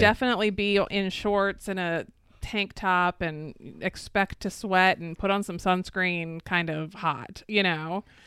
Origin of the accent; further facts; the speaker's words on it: Florida, United States; I'm actually a, actually a sixth generation native Floridian